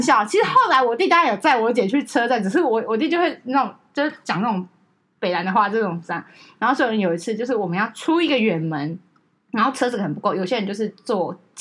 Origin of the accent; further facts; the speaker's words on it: Taiwan; 我们台湾人